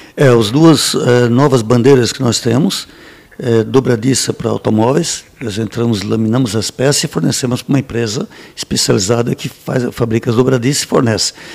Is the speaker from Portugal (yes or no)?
no; Braço do Norte, Santa Catarina, Brazil; Nasci em, eh, em Braço do Norte